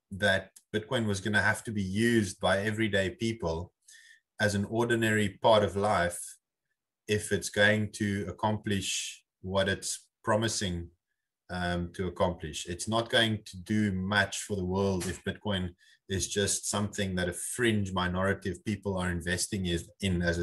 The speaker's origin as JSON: {"language": "English", "country": "South Africa", "said": "as a South African"}